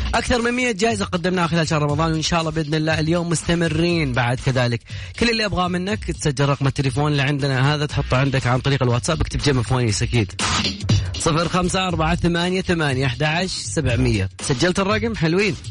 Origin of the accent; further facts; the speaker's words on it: Kafr El Sheikh Governorate, Egypt; أحسن ناس بلدياتي